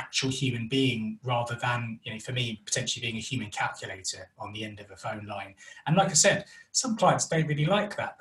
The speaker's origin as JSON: {"language": "English", "region": "London", "country": "United Kingdom", "accent": "North London", "moved": "as an adult", "lives_now": "West Midlands, United Kingdom", "said": "We're originally from North London, which is why I have this wonderful accent"}